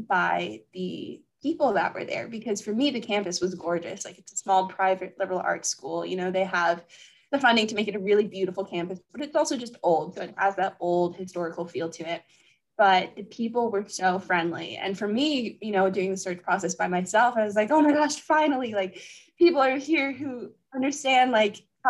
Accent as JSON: {"language": "English", "town": "Anaheim", "region": "California", "country": "United States", "moved": "as an adult", "lives_now": "Pennsylvania, United States", "said": "I'm originally from Anaheim, California"}